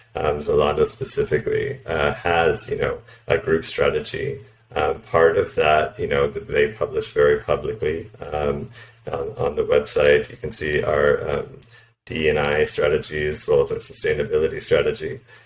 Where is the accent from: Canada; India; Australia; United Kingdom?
Canada; moved away as an adult; also born or lived in United States / Poland; now in Berlin, Germany; I'm originally from Canada, but I've also lived and worked in the U.S., Poland, and now Berlin